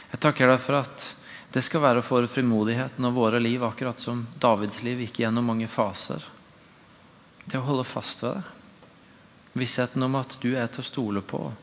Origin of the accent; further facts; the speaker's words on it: Tvedestrand, Agder, Norway; moved away; I min egen ordinasjon hjemme i Tvedesand kirke